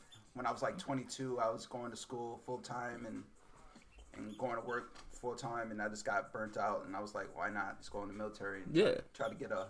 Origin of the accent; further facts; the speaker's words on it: Rochester, New York, United States; I'm 41 years old. I was born and raised in Rochester, New York. Went to Gates Charlotte High School.